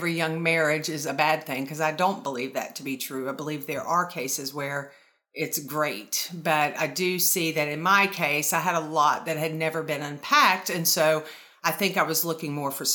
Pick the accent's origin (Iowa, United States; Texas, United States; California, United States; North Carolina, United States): North Carolina, United States; also born or lived in Florida; I was born and raised in North Carolina, and then we moved to Florida when I was 14